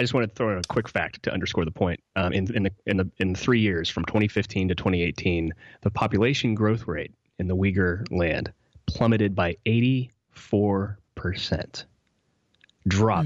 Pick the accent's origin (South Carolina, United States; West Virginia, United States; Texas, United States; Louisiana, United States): West Virginia, United States; I grew up in West Virginia